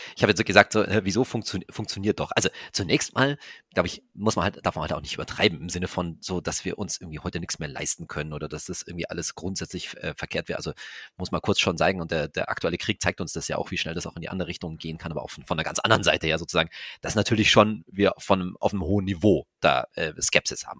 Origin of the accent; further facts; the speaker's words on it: Germany; wir als Deutsche